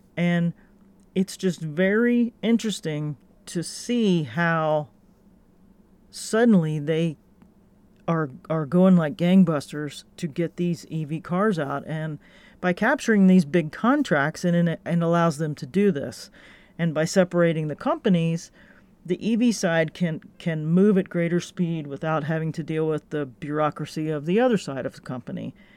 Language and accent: English; Gainesville, Florida, United States; my hometown, Gainesville, Florida